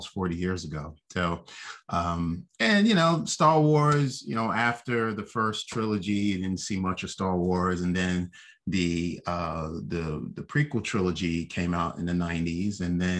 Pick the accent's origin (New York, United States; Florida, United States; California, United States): New York, United States; New York City; I'm from Brooklyn